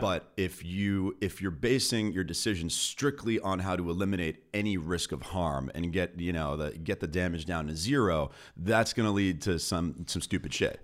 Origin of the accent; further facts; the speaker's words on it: Beverly Hills, California, United States; grew up in L A in Beverly Hills